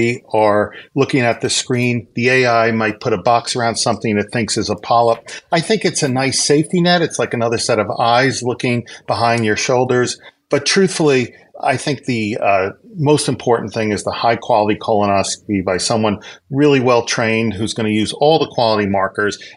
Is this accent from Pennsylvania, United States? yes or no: yes; Pennsylvania, United States; also born or lived in Philadelphia; I was born in Pennsylvania, and I went to school in Philadelphia.